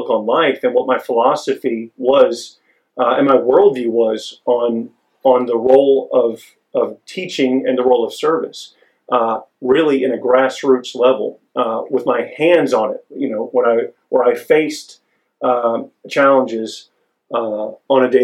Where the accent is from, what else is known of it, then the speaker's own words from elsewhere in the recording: Longview, Texas, United States; I'm from Longview, Texas, East Texas, a couple hours east of here.